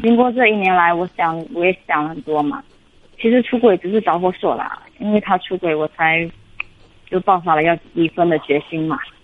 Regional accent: Fujian, China; also born or lived in Jiangsu; 我是福建的

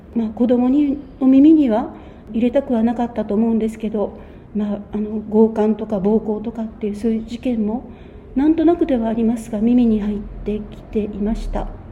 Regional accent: Naha, Okinawa, Japan; 私は出身が那覇で小学校が海南小学校琉球政府の近くほぼ近くにあって

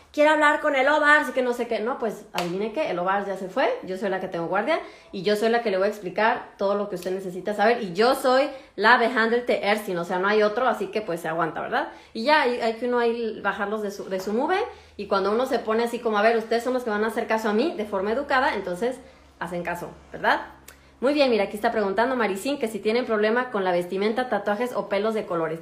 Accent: Mexico; moved away as an adult; now in Germany; soy de México

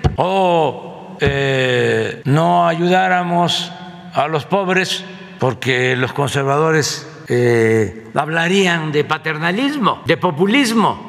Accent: Tepetitán, Tabasco, Mexico; nacido en Tepetitán, Macuspana, Tabasco

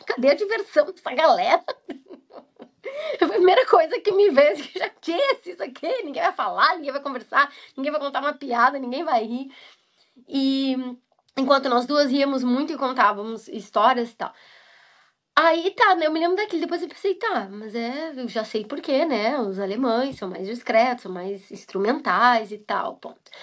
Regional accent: Brazil; now in Scotland; eu enquanto brasileira vou trabalhar numa empresa alemã

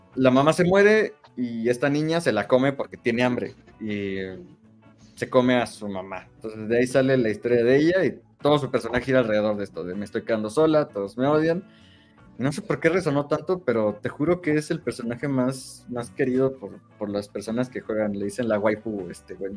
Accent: Mexico; soy mexicano

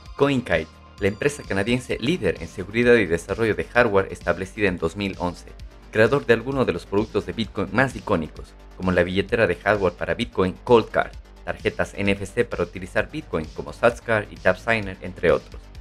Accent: Cuenca, Azuay, Ecuador; mencionaste que eres de Cuenca, yo también

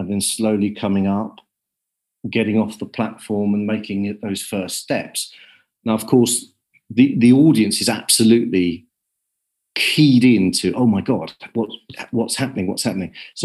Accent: Kent, South East England, United Kingdom; I was brought up in Kent

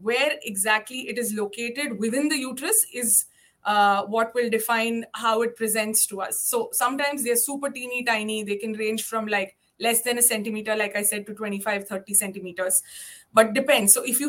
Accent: India; English is a second language; moved away as an adult; now in Cayman Islands; So when I came from India, so to give you a rough example of how common and how varied in size the fibroids are over here.

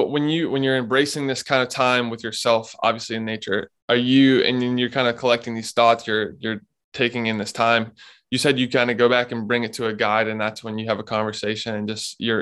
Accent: Raleigh, North Carolina, United States; I grew up in Raleigh, North Carolina

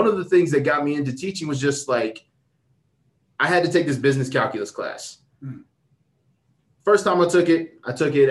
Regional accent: Thornton, Colorado, United States; I grew up in North Thornton

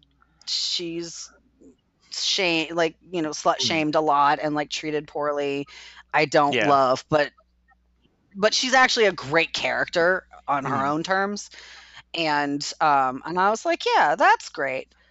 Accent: United States; an American

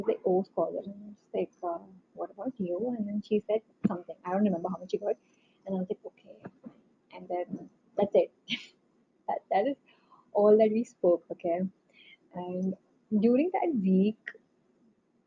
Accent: North India, India; accent: North Indian; moved away; my North Indian accent

